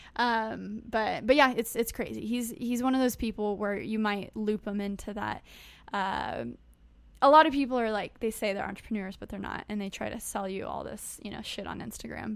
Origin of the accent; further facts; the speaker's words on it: United States; I was born in the United States